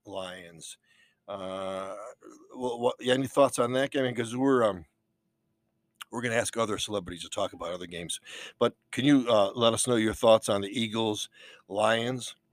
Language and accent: English; Wales, United Kingdom; Uh, I'm Welsh, you know.